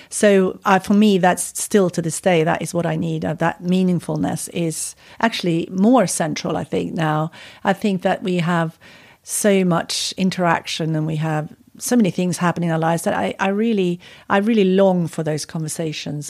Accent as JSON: {"language": "English", "country": "Sweden", "also_born_or_lived": "California, United States", "moved": "as an adult", "lives_now": "United Kingdom", "said": "I'm from Sweden. It's cold"}